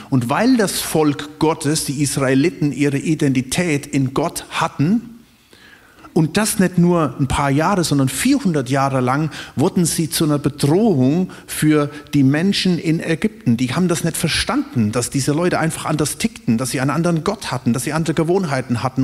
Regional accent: Germany; uns als Deutsche

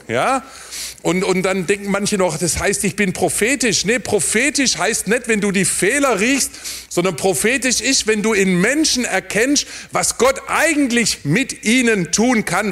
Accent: near Heilbronn, Baden-Württemberg, Germany; Da, wo ich herkomme, neben Heilbronn

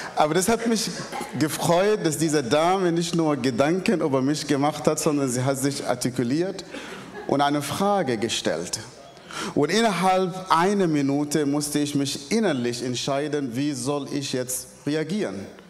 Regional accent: Northern Sudan, Sudan; German is a second language; moved away; Ich komme ursprünglich aus dem Sudan. Im Nordsudan bin ich geboren, aufgewachsen in einer sehr, sehr extremistische islamischen Familie.

